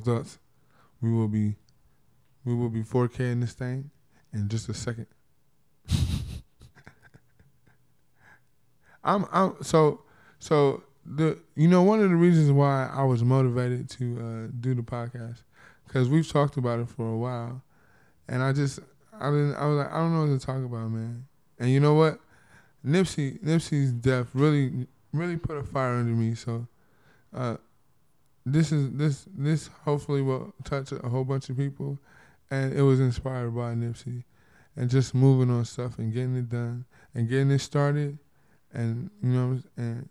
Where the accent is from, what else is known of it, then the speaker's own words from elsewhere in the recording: Compton, California, United States; I'm from Compton, California.